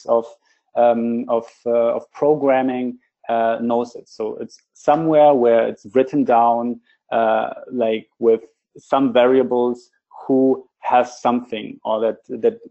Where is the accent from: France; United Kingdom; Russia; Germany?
Germany; Berlin; I'm from Berlin, so we are located in Berlin, in Germany